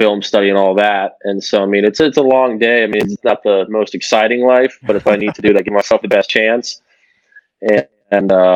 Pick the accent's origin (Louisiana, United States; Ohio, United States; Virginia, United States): Ohio, United States; Delaware; moved away as an adult; now in Cincinnati, United States; a D3 school in my hometown of Delaware, Ohio